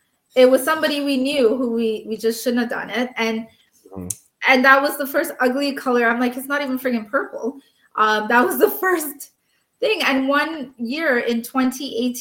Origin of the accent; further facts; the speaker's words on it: Canada; We come from Canada.